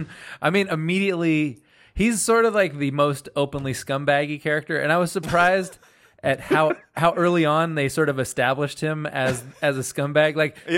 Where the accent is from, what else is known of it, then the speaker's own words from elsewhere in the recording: Central Valley, California, United States; I grew up like in Central California in the Central Valley